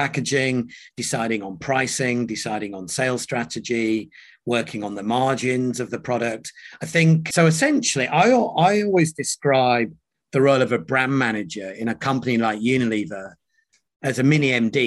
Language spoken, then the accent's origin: English; York, Yorkshire and the Humber, United Kingdom; accent: British; also born or lived in Nairobi, Kenya; I was born in Nairobi in Kenya. And at the age of three, my father moved us from Kenya to the UK. And rather than moving into one of the Indian communities, for a bunch of reasons, my mum and dad chose to move to a town called York in Yorkshire